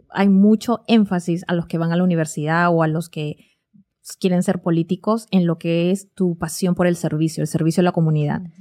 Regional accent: Lima, Peru; moved away as an adult; now in United States; vengo de Lima, Perú y, no soy mexicana

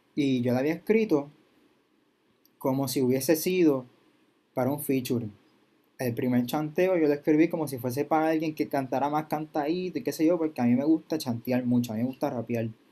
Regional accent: Bayamón, Puerto Rico; soy de Bayamón

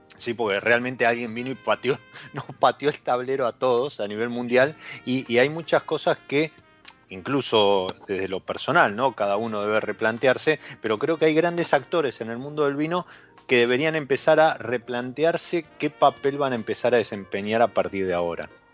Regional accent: Argentina

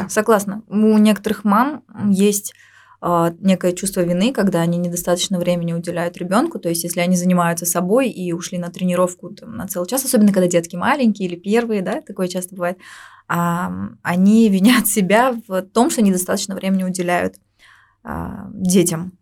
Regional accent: Uzbekistan; А у нас здесь, в Узбекистане

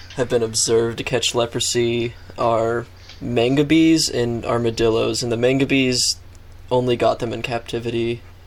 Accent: United States; I'm an American

